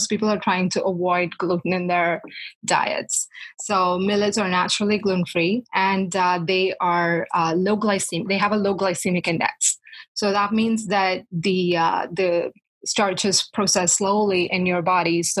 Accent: South India, India; moved away as an adult; also born or lived in Manitoba, Canada; now in Toronto, Canada; where I grew up in South India

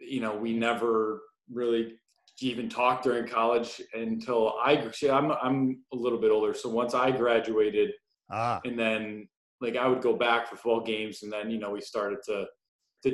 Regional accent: Detroit, Michigan, United States; also born or lived in Birmingham, Michigan; I grew up just outside of Detroit. I've been here my entire life

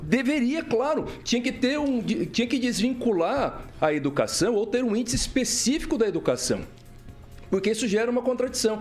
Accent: Mato Grosso do Sul, Brazil; moved away; lá no Mato Grosso do Sul, onde eu nasci

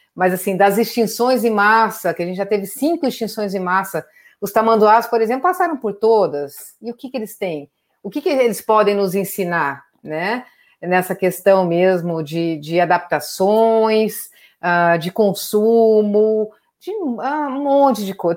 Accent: Brazil; Eu cresci no Pantanal, mudei para lá, tinha uns três anos

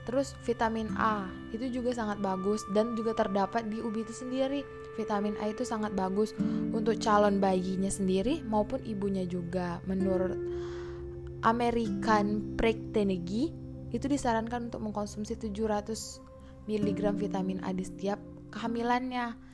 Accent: Arga Makmur, Bengkulu, Indonesia; saya mengambil dari daerah saya sendiri yaitu Arga Makmur, kota tercinta Bengkulu Utara.

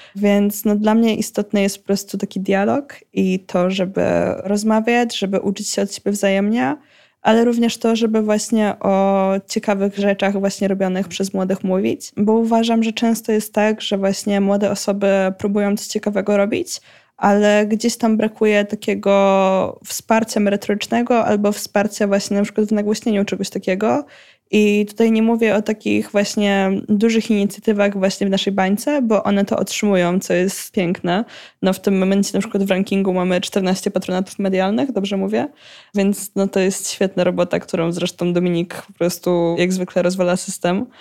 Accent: Pomeranian Voivodeship, Poland; u nas w Pomorskim

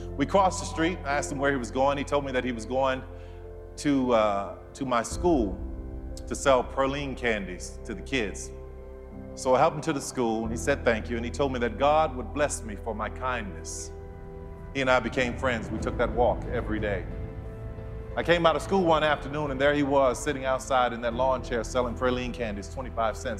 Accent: New Orleans, Louisiana, United States; I grew up in New Orleans

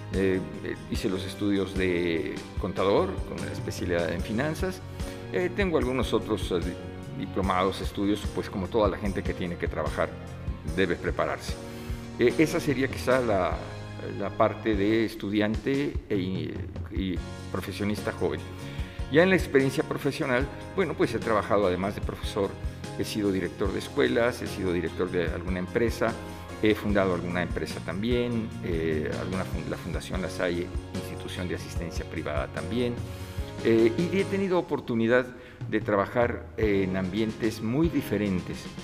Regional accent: Mexico City, Mexico; also born or lived in Uruapan, Michoacán; soy nacido en la Ciudad de México, pero mi familia habitaba en ese momento en Michoacán, somos de origen michoacano y potosino, y eh, nací accidentalmente en esa ciudad

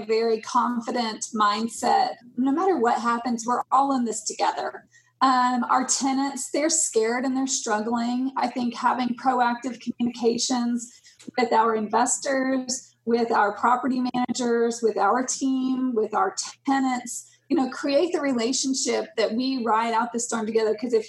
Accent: Germany; born there; also born or lived in Denmark; I mean, I lived in Denmark. I was born in Germany. I have friends and family all over the world.

